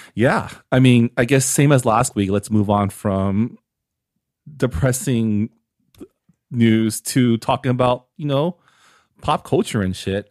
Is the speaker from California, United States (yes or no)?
yes; San Gabriel Valley, California, United States; growing up in the Sangam Valley, we always get attention for like our dim sum or our Hong Kong cafes or our boba